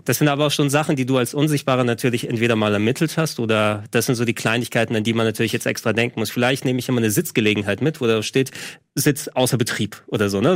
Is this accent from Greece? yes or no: yes; Greece; moved away